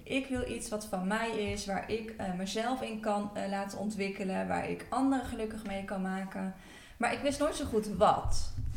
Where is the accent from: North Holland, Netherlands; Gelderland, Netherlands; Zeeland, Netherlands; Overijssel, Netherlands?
Gelderland, Netherlands; Apeldoorn; ik kom uit Apeldoorn